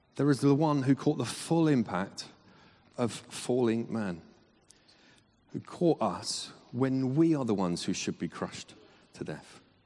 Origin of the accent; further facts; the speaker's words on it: Southall, London, United Kingdom; I'm from Southall